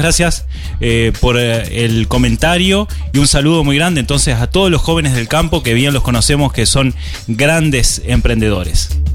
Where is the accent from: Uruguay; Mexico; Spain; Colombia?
Uruguay; somos los emprendedores uruguayos